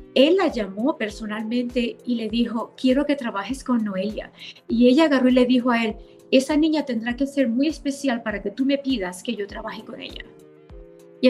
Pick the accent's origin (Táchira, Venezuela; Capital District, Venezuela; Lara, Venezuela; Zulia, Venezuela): Zulia, Venezuela; Maracaibo; moved away as an adult; now in United States; yo nací y crecí en Venezuela, nací en Maracaibo